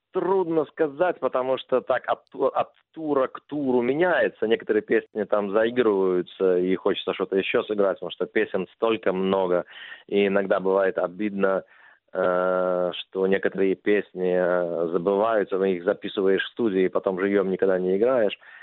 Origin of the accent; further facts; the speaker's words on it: Minsk, Belarus; moved away; в моем родном городе Минске